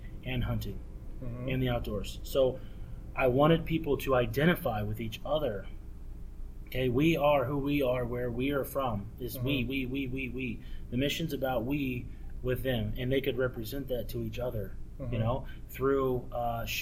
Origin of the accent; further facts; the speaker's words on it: the South, Florida, United States; moved away; also born or lived in Indiana / Nebraska; as a kid growing up in the South